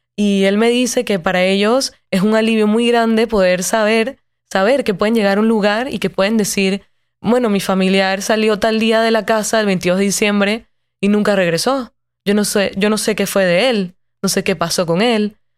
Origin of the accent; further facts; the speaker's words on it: Panama City, Panama; cuando yo camino por las calles de Ciudad de Panamá, ciudad donde yo nací y crecí